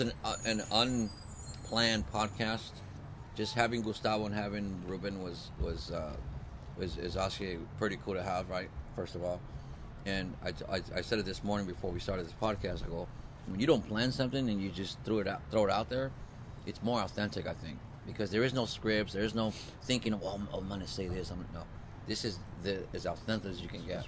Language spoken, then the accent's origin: English; San Diego, California, United States; I grew up here. I'm from San Diego